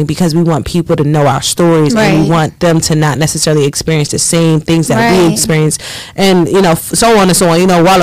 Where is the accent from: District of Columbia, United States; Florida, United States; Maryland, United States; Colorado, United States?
District of Columbia, United States; Washington; moved away as an adult; now in Philadelphia, United States; I'm actually born and raised in Washington, D.C.